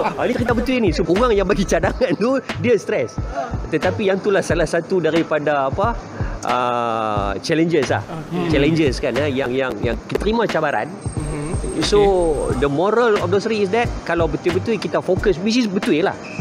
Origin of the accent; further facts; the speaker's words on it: Penang Island, Malaysia; accent: Penang; moved away; also born or lived in Kuala Lumpur; orang kenal kita sebagai orang yang datang daripada anak jati Pulau Pinang